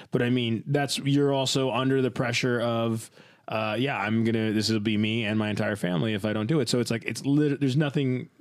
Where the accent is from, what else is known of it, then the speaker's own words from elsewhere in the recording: New Jersey, United States; I grew up in this place in New Jersey